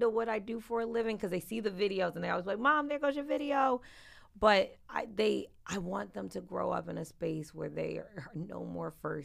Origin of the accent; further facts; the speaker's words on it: Philadelphia, Pennsylvania, United States; I'm from South Philly and moved uptown to get away from